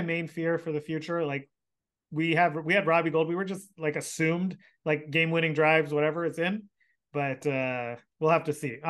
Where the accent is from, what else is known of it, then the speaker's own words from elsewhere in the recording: Sacramento, California, United States; I'm a Kings fan, born and raised in Sacramento.